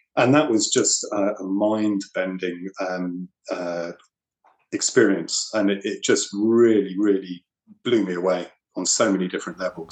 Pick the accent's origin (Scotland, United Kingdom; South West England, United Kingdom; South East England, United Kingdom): South East England, United Kingdom; New Forest; I grew up in the New Forest